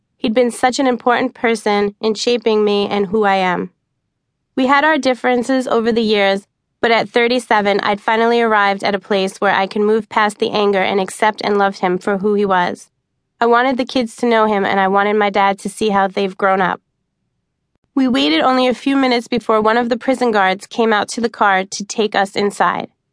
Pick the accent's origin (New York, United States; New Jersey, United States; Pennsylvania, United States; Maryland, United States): New York, United States; New York City; also born or lived in southern Arizona; now in Arizona, United States; When I was a kid growing up in New York, I used to love to play hide and seek among the trees in our backyard in Staten Island